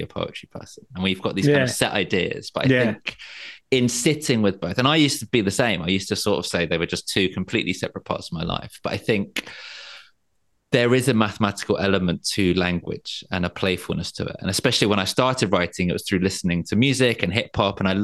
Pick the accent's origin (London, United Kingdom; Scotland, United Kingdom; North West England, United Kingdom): London, United Kingdom; moved away as an adult; now in Margate, United Kingdom; I grew up in London. And I now live down by the sea in Margate